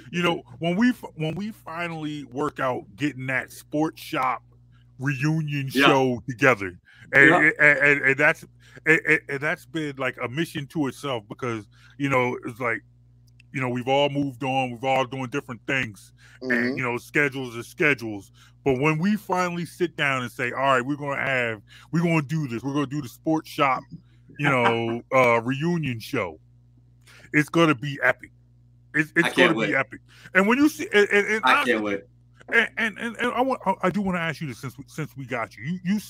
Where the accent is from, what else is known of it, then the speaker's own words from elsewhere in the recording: New Jersey, United States; But I'm telling him about just growing up in Mongo, growing up in Montgomery County, and how I grew up. And when I was in high school, I could always listen to Princeton's radio station.